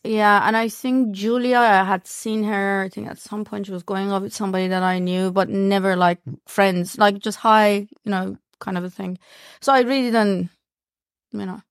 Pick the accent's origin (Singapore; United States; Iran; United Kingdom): Iran; English is a second language; now in New Zealand; I was born in Iran